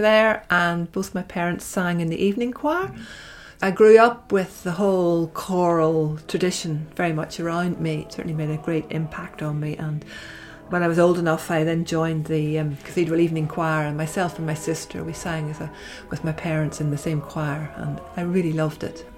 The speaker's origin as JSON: {"language": "English", "town": "Belfast", "region": "Northern Ireland", "country": "United Kingdom", "tie": "born or raised there", "said": "I grew up in Belfast and attended the cathedral there with my parents"}